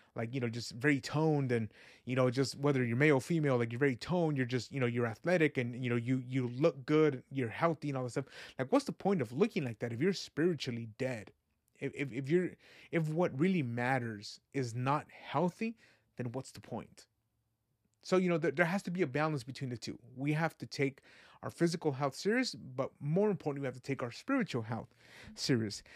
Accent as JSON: {"language": "English", "town": "Fresno", "region": "California", "country": "United States", "tie": "born or raised there", "also_born_or_lived": "Guadalajara, Jalisco, Mexico", "said": "I came over here to Fresno when I was three years old. Been here my whole life"}